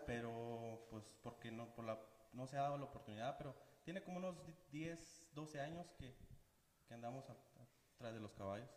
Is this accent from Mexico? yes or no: yes; Guerrero, Chihuahua, Mexico; Yo vengo de Guerrero, Chihuahua